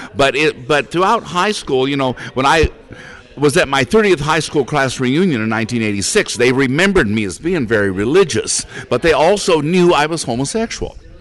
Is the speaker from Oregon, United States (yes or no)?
yes; Portland, Oregon, United States; also born or lived in California; I was born and raised here in Portland, Oregon